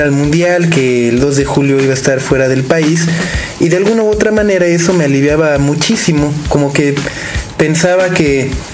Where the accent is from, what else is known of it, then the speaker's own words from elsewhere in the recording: Mexico; no poder estar en México, no poder votar, no poder eh, estar al pendiente de lo que sucede en mi país.